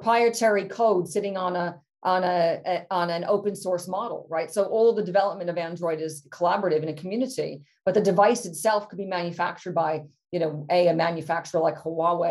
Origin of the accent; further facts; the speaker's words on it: United States; moved away as an adult; now in United Kingdom; I'm both British and an American passport holder still